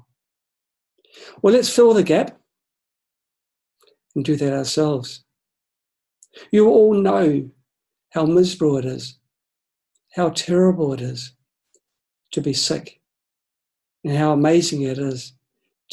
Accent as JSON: {"language": "English", "country": "New Zealand", "moved": "yes", "said": "I'm from New Zealand. My family, my friends, I've got a lot in New Zealand"}